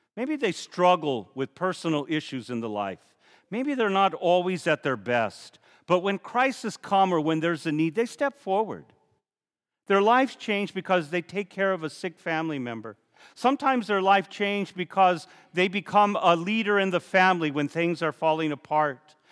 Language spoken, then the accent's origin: English; Safford, Arizona, United States; When I was a boy growing up in Safford, my brother and sisters and all the neighbors